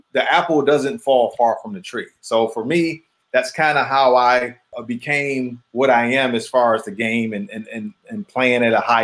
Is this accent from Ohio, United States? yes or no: no; Detroit, Michigan, United States; me growing up in Detroit